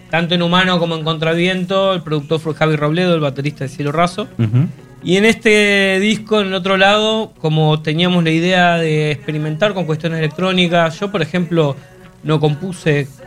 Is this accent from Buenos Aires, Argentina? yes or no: no; Neuquén, Argentina; Claro, este, de Rafaela, ah, yo soy de Neuquén. Sí, somos de Neuquén.